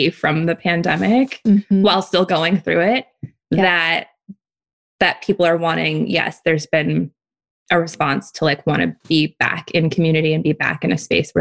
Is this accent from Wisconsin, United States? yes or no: no; Oakland, California, United States; moved away as an adult; now in Hawaii, United States; And then I grew up in Oakland.